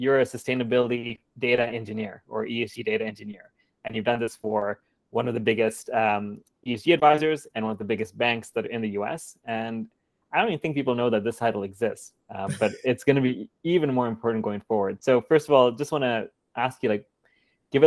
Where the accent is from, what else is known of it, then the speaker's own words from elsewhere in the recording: Kenya; moved away; also born or lived in Vancouver, Canada; I grew up in Kenya. I was born in Vancouver, but grew up in Kenya for about 13 years